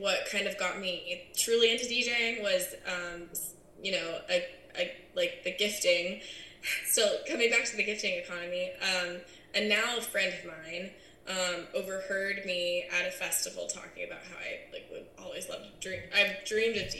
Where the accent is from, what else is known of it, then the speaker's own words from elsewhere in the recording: San Diego, California, United States; also born or lived in Charleston, South Carolina; I'm born and raised in San Diego